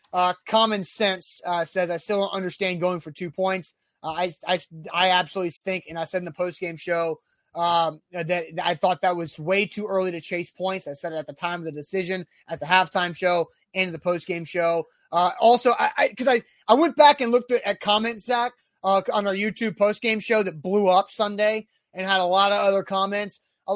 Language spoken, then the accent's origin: English; Nashville, Tennessee, United States; We were both born and raised in Nashville.